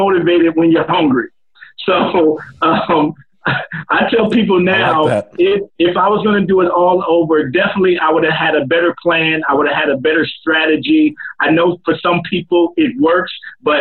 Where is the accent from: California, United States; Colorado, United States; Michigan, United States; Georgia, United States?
California, United States; Compton; moved away as an adult; also born or lived in Germany; I'm originally from a little city called Compton, California. Don't know if you ever heard of it, but when I was raised in Compton, California